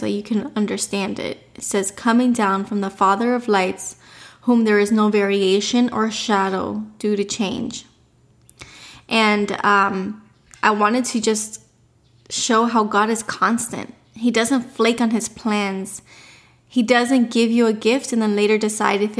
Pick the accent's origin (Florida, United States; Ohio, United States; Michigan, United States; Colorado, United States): Florida, United States; Miami; We were born and raised in Miami